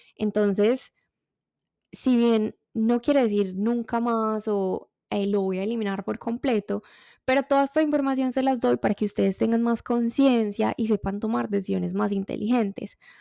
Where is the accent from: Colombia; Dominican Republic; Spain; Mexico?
Colombia; como colombiana me encanta el café